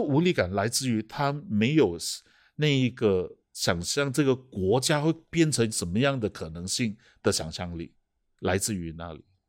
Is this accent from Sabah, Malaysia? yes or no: no; Kuala Lumpur, Malaysia; moved away as an adult; also born or lived in Australia / Germany; 然后我土生土长的，呃，吉隆坡人